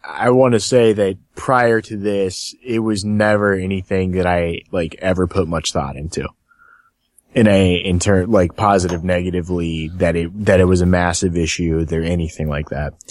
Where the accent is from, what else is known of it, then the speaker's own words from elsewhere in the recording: Cincinnati, Ohio, United States; I'm from Cincinnati